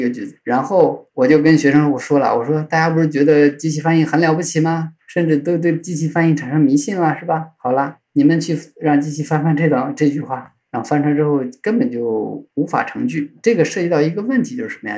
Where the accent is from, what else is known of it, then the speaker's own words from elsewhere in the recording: China; 我们中国作为中国人主体本人